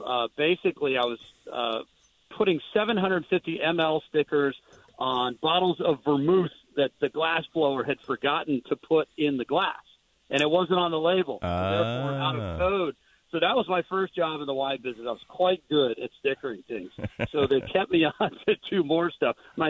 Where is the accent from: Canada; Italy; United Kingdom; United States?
United States; Central Valley of California; Yeah, I grew up out in the Central Valley of California.